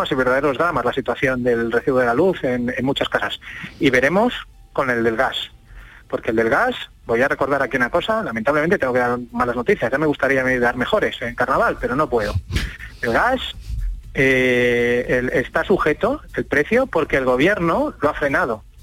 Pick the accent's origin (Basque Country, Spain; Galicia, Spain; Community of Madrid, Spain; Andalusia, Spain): Andalusia, Spain; Seville; de Sevilla